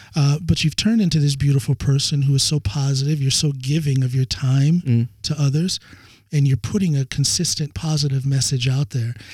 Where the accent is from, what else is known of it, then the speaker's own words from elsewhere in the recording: United States; now in Norway; my home country, the United States